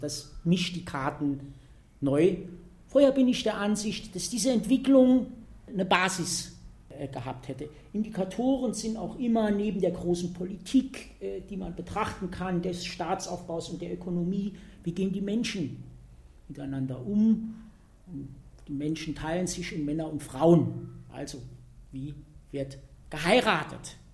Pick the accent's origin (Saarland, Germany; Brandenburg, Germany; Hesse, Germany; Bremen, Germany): Saarland, Germany; Saarbrücken; ich komme aus Saarbrücken, aus dem Saarland